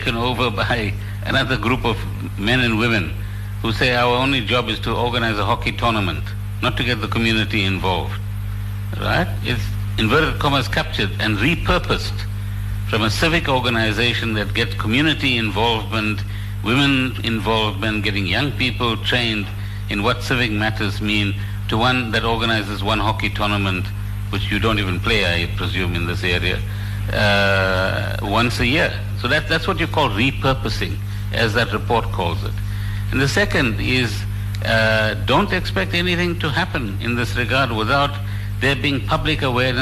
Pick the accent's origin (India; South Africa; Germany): South Africa; we are all South African. This is our country